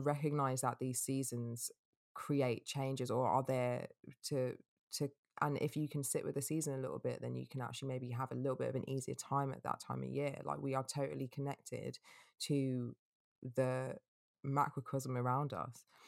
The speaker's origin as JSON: {"language": "English", "region": "England", "country": "United Kingdom", "said": "being English"}